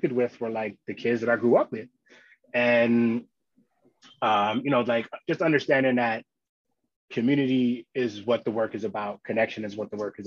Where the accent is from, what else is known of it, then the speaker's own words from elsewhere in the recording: New York City, New York, United States; also born or lived in Long Island, New York / Boston, Massachusetts; I grew up in Queens, and then we moved to Long Island for high school